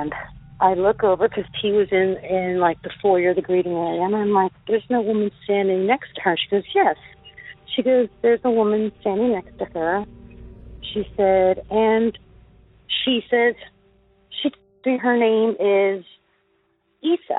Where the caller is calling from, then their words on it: Florida, United States; I'm calling from Florida